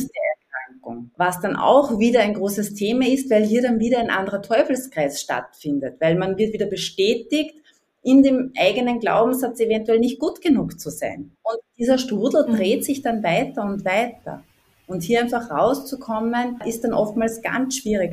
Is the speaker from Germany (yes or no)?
no; Upper Austria, Austria; ich komme aus Österreich, aus Oberösterreich, hört man vielleicht ein bisschen raus